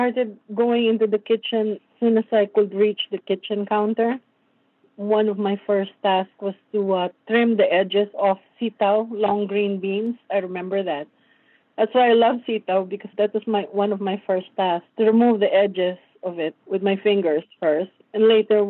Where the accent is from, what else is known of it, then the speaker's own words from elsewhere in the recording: Tarlac, Central Luzon, Philippines; moved away as an adult; also born or lived in Manila, Philippines; now in New Jersey, United States; I grew up in a very rural agricultural province. Tarlac was my home province. I was raised in Tarlac up to high school.